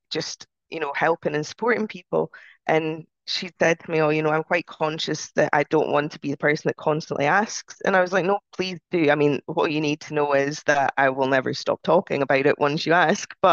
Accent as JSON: {"language": "English", "country": "United Kingdom", "said": "We're still British, aren't we?"}